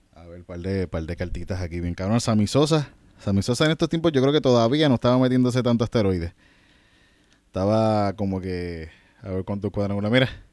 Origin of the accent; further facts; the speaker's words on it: Yauco, Puerto Rico; Yo soy de Yauco